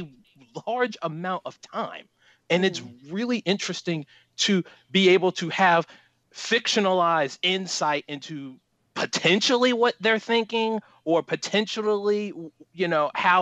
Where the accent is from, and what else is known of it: United States